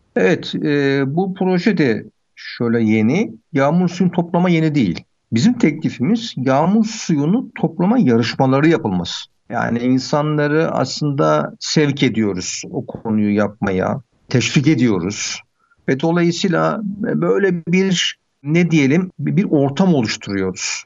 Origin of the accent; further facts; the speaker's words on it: Sinop, Turkey; Biz Sinopluyuz ya. Sinop mantısı yapıyoruz.